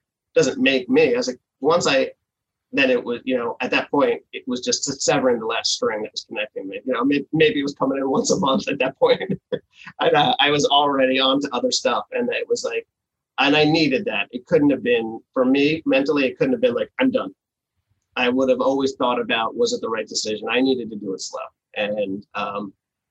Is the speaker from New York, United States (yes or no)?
no; New Jersey, United States; moved away; I grew up in New Jersey